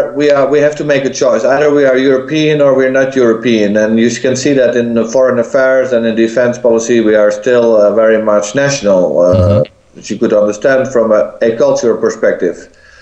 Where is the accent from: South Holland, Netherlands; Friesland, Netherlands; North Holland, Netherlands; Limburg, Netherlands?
Friesland, Netherlands; moved away as an adult; also born or lived in Groningen, Netherlands; now in Brussels, Belgium; I'm coming from the north of the Netherlands, and I studied in Groningen in the Netherlands. I came to Brussels 20 years ago. I'm now 20 years in Brussels. I've been traveling around, but I've been only living in the Netherlands and in Belgium, in fact.